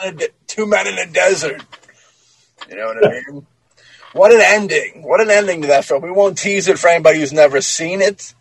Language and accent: English; Massachusetts, United States; me and Alex over here, we're from Massachusetts.